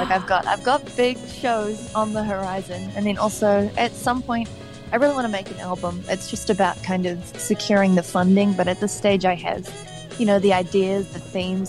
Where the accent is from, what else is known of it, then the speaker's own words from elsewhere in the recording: Hawke's Bay, New Zealand; I started working on the covers gig circuit when I was 12 years old in my hometown of Hawke's Bay